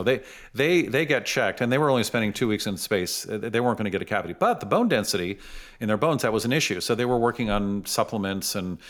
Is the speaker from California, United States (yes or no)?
yes; San Francisco, California, United States; I grew up in San Francisco.